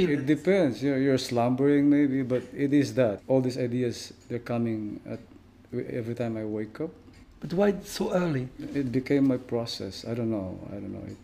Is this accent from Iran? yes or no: no; Mindanao, Philippines; I grew up in in the very very you know harsh places in the Philippines. Like it's we grew up in Mindanao.